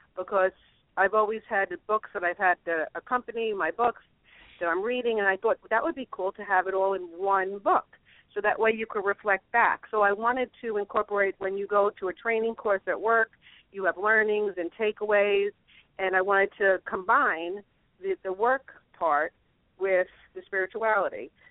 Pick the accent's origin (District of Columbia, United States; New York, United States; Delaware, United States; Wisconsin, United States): New York, United States; I'm a New Yorker Catholic.